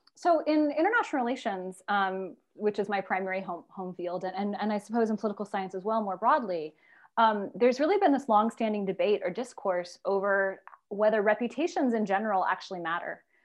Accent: United States; I'm an American, you know, growing up in all American schools

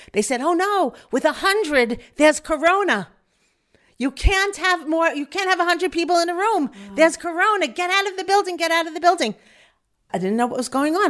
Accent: Five Towns, New York, United States; moved away as an adult; now in Efrat, Israel; I'm from the Five Towns origi-, originally

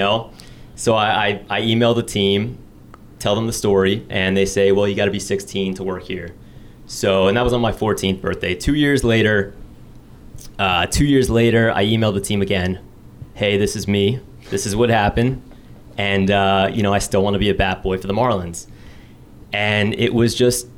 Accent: Fort Lauderdale, Florida, United States; I grew up in South Florida. I'm from Fort Lauderdale

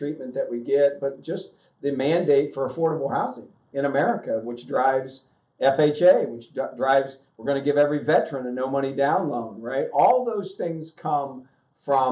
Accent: Southern Ohio, United States; I was born and raised in Southern Ohio, probably the poorest area in Ohio

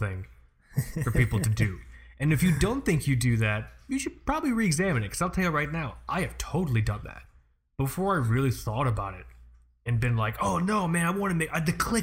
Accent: Florida, United States; I'm from Florida

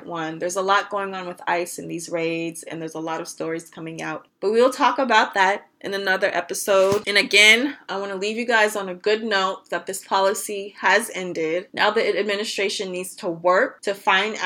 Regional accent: United States; I was born in the United States

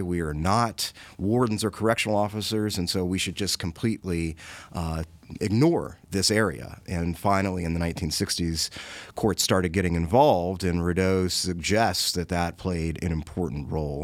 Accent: Washington, District of Columbia, United States; I grew up in Washington, D C. I grew up in Southeast D C, east of the Anacostia River

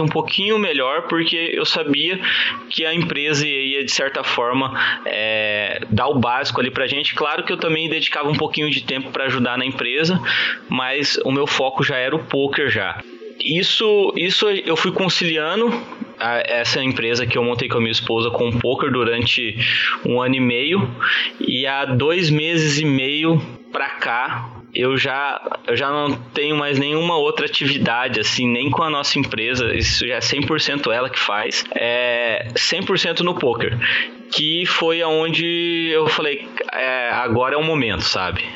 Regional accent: Campo Grande, Mato Grosso do Sul, Brazil; Eu sou de Campo Grande, Mato Grosso do Sul

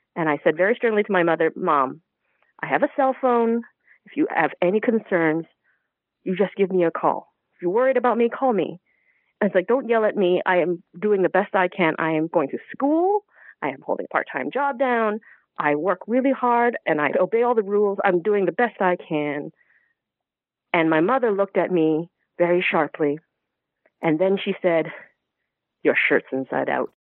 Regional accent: Toronto, Ontario, Canada; I am Chinese Canadian, born and bred in Toronto

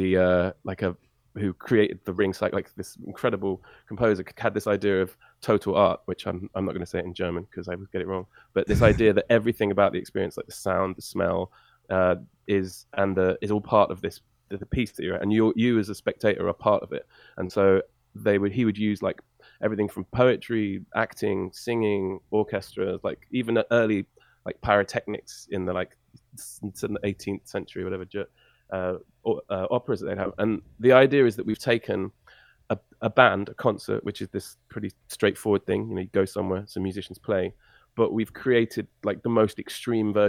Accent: England, United Kingdom; also born or lived in Canada

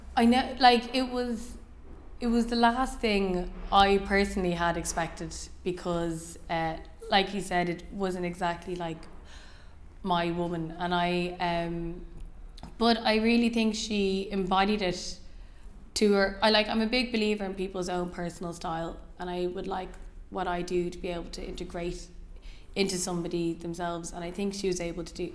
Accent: Ireland; moved away as an adult; now in London, United Kingdom; I was born in Ireland, and I lived there until I lived here, four years ago

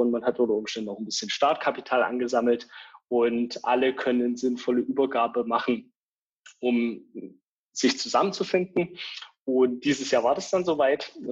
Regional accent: small village near Eisenach, Thuringia, Germany; moved away as an adult; also born or lived in Dresden; Ich bin gebürtig aus Thüringen, kleinen Dorf in der Nähe von Eisenach, habe aber die letzten elf Jahre meines Lebens in Dresden verbracht dort studiert

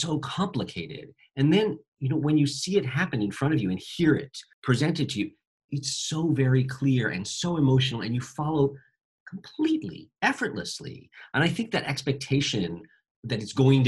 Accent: United States; I'm speaking as an American stage director who mostly directs for American audiences

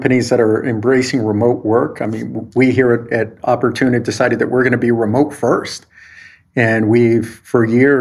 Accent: El Paso, Texas, United States; moved away as an adult; also born or lived in California; I grew up in El Paso, Texas

